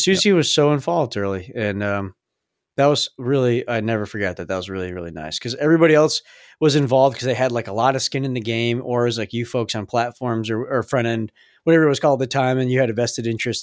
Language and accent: English; Massachusetts, United States; we are from Massachusetts.